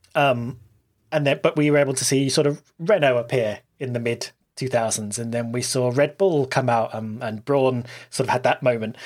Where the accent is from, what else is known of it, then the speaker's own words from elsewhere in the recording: United Kingdom; I'm British